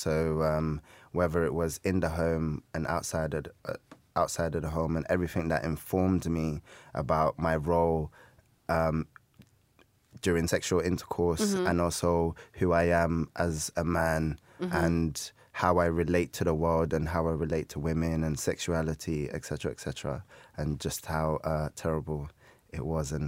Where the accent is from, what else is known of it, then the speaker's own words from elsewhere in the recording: Peckham, London, United Kingdom; I'm from Peckham.